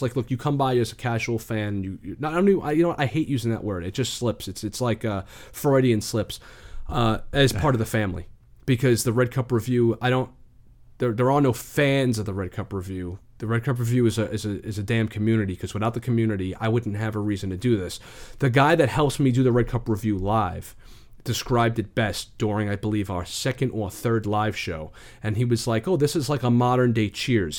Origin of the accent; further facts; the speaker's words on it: New York City, New York, United States; I'm from the Bronx.